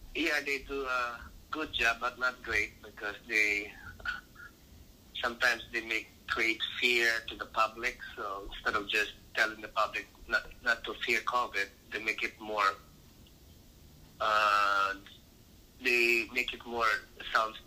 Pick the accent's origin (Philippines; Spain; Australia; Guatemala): Philippines; now in Chelsea, United States; I grew up in the Philippines, in the different parts of the Philippines.